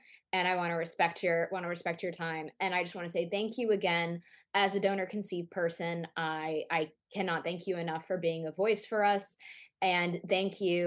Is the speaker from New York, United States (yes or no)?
yes; Rye, New York, United States; moved away; I grew up in Rye.